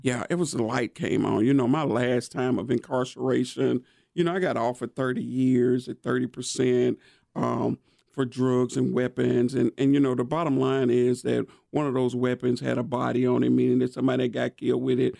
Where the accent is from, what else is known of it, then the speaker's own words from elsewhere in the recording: Nashville, Tennessee, United States; born and raised in East Nashville